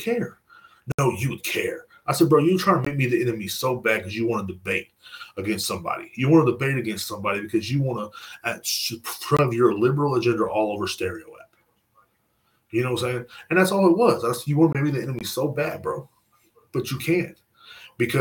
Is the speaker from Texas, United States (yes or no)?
yes; Texas, United States; I'm from Texas.